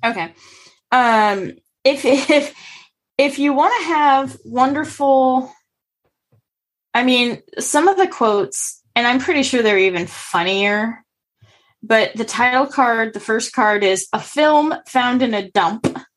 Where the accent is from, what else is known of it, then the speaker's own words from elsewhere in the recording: United States; as an American